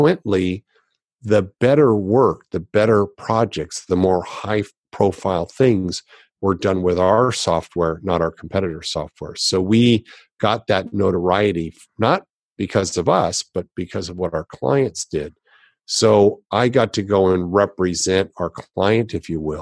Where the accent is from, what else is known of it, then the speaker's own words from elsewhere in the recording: Los Angeles, California, United States; I grew up in Los Angeles